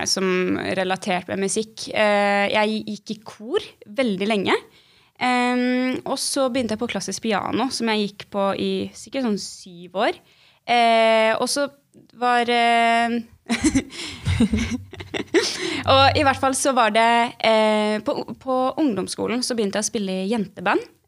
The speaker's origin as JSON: {"language": "Norwegian", "town": "Bergen", "region": "Vestland", "country": "Norway", "also_born_or_lived": "Oslo", "said": "jeg er 22 år gammel, og så kommer jeg fra Bergen."}